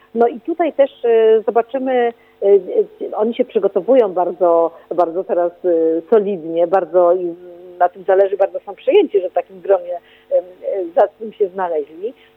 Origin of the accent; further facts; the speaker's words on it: Poznań, Greater Poland, Poland; ja też jestem z Poznania